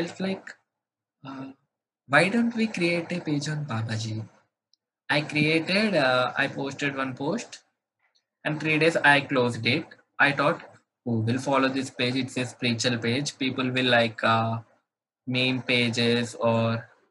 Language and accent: English; Hyderabad, Telangana, India; In India, I'm from Hyderabad.